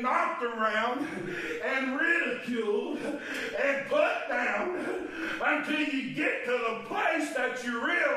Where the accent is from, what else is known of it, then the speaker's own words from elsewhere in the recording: Chestnut Grove, United States; When I was a little feller, growing up in Chestnut Grove